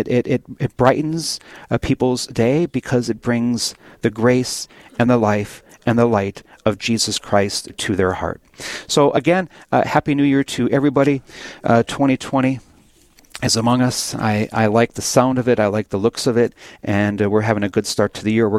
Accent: Williston, North Dakota, United States; I'm born and raised in the Williston, North Dakota area.

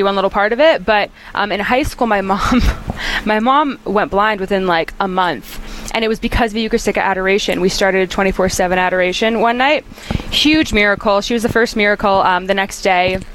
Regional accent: North Carolina, United States; moved away as an adult; now in Nashville, United States; I'm originally from North Carolina, which I love, and so I say y'all a lot. But I actually just moved to Nashville, Tennessee, last week

